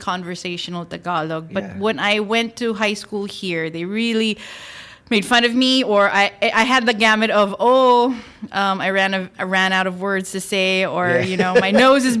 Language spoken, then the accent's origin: English; New York, United States; now in Philippines; I grew up in New York, and then my parents decided to hightail it here to the Philippines.